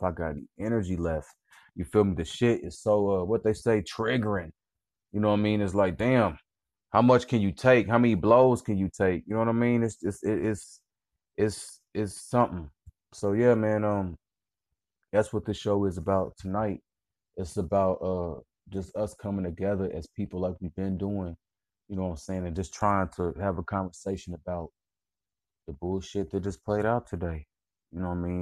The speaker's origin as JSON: {"language": "English", "town": "Indianapolis", "region": "Indiana", "country": "United States", "said": "I'm from the Midwest. I'm from Indianapolis"}